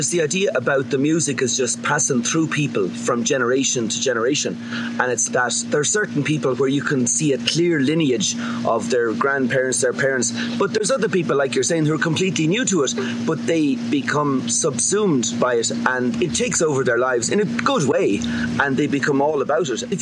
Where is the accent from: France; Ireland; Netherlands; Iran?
Ireland; when I grew up in Ireland, like my parents are from County Kerry